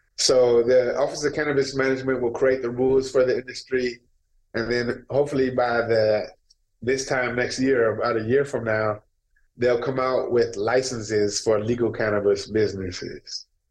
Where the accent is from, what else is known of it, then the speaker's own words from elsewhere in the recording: Minneapolis, Minnesota, United States; I'm from North Minneapolis.